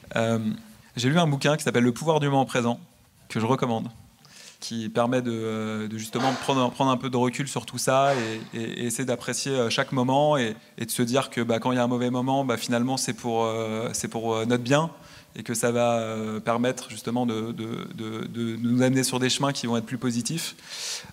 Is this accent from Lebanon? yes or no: no; France; moved away as an adult; also born or lived in United States; je viens de France. mon réseau à l'origine, il est en France